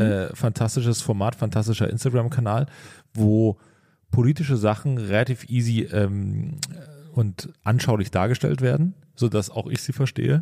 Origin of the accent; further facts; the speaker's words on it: East Germany, Germany; ich komme ja aus dem Osten